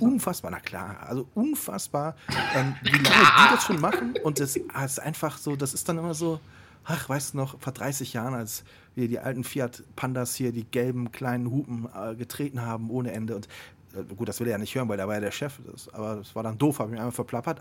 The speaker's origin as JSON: {"language": "German", "town": "Siegburg", "region": "North Rhine-Westphalia", "country": "Germany", "tie": "born or raised there", "moved": "yes", "said": "meiner Heimatstadt Siegburg"}